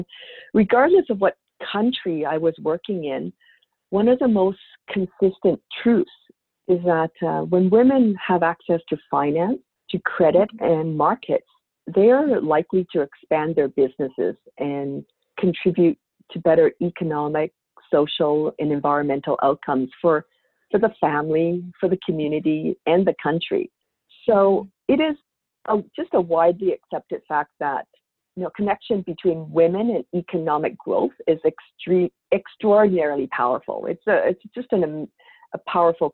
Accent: Victoria, British Columbia, Canada; I grew up in Victoria, BC, on the west coast of Canada

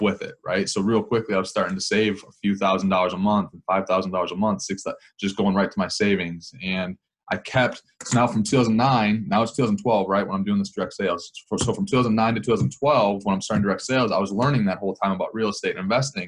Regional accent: Wisconsin, United States; I'm from Wisconsin, so in this area.

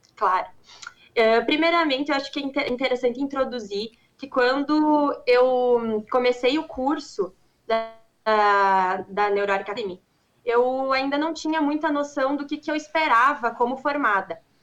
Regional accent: Passo Fundo, Rio Grande do Sul, Brazil; eu sou aqui de Passo Fundo, uh, é bem pertinho de, de Marau

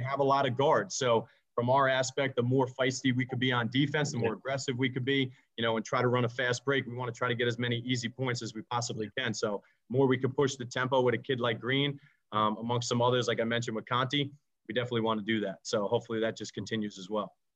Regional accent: New York City, New York, United States; I grew up in Staten Island

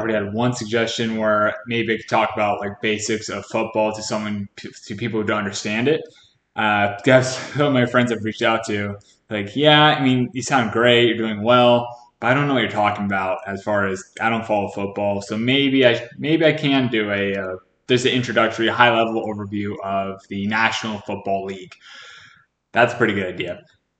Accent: Sacramento, California, United States; moved away; I'm from originally from Sacramento, California

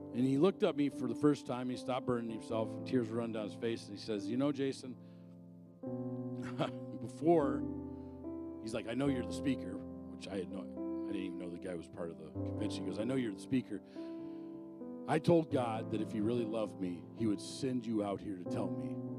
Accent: Arizona, United States; moved away; I'm originally from Arizona.

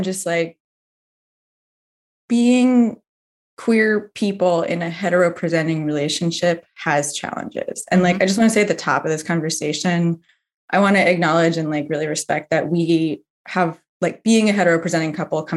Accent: Berkeley, California, United States; now in Somerville, United States; I grew up in Berkeley, California

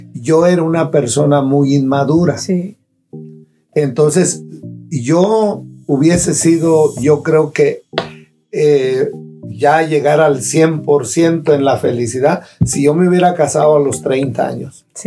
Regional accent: Cherán, Michoacán, Mexico; moved away; nosotros nos casamos en, mi pueblo, en Cherán

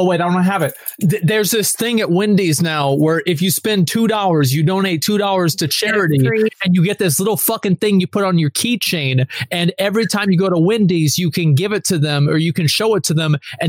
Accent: Texas, United States; I'm a Texan

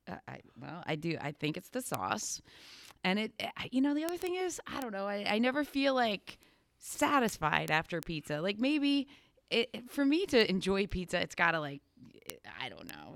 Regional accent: Danville, Pennsylvania, United States; I grew up in Danville

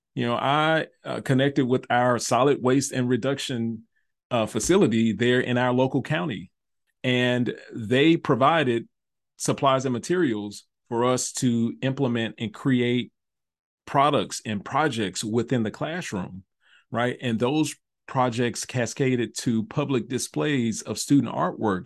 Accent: Memphis, Tennessee, United States; moved away as an adult; also born or lived in North Carolina / Nashville, Tennessee; moved back home to Memphis from Nashville to become the, the fine arts advisor for, uh, my home district, uh, was Memphis City Schools

